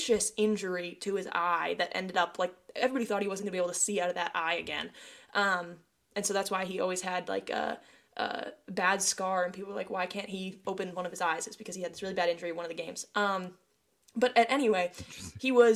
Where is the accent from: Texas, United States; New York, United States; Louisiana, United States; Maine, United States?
Maine, United States; I'm from Maine.